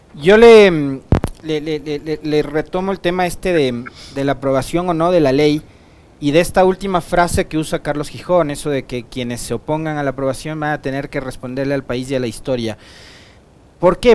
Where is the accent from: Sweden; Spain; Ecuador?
Ecuador; como ecuatoriano, como trabajador, como ciudadano